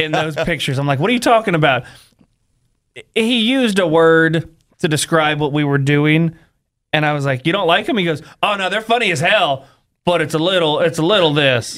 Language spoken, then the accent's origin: English; Northern California, United States; I grew up in Northern California